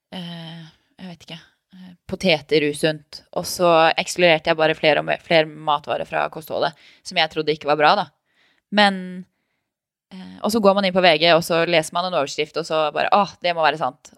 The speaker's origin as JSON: {"language": "Norwegian", "town": "Tønsberg", "region": "Vestfold", "country": "Norway", "tie": "born or raised there", "also_born_or_lived": "Oslo", "said": "Jeg sier at jeg er oppvokst i Tønsberg. Det er det som er hjembyen min"}